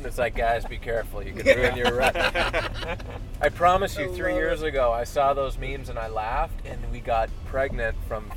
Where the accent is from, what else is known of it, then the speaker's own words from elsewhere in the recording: Canada; now in Carp, Canada; We've moving back to my hometown where I grew up, where my parents are